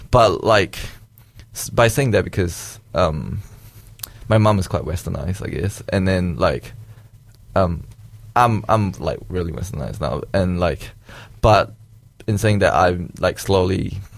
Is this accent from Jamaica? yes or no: no; New Zealand; also born or lived in Malaysia; for me, like what I felt like, it's growing up in Malaysia and growing up in New Zealand is quite different.